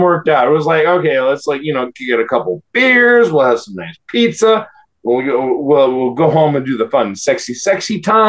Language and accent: English; Chicago, Illinois, United States; now in Japan; I'm from Chicago